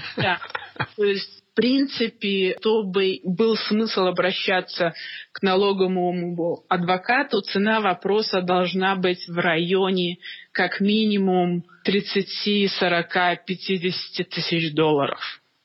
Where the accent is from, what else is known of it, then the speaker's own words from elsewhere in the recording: Minsk, Belarus; moved away as an adult; now in Toronto, Canada; я из Минска, из Белоруссии